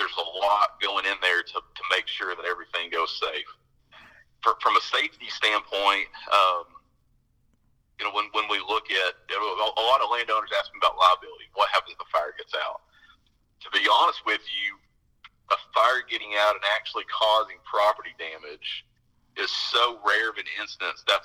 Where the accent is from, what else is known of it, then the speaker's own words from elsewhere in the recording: United States; moved away; I'm from Nebraska, Kansas